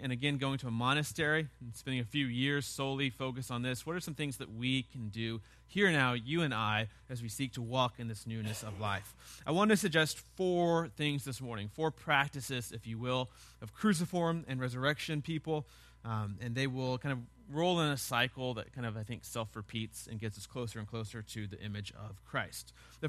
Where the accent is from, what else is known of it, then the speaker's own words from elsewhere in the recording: the South, United States; As a Southerner, we have this passive aggressiveness, right? We're not really ever angry at people, yet we hate almost everybody.